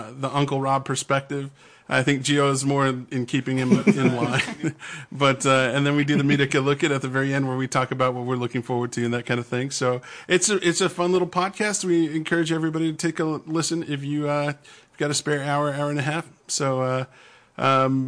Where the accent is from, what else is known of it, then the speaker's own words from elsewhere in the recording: West Texas, United States; growing up in West Texas